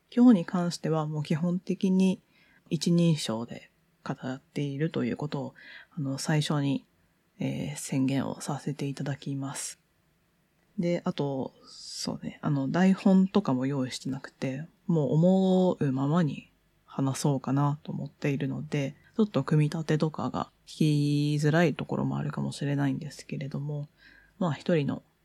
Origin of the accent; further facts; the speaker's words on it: Tokyo, Japan; 東京生まれ、東京育ち、もうほとんどずっと20年以上東京に行って